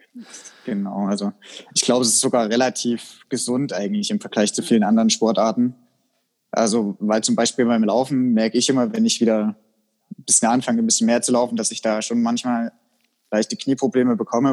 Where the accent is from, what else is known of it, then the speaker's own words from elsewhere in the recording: Germany; bei uns in Deutschland